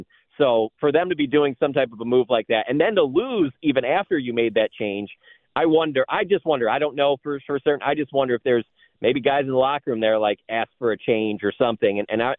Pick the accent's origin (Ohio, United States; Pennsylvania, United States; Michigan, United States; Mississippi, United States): Michigan, United States; Detroit; moved away; growing up in Detroit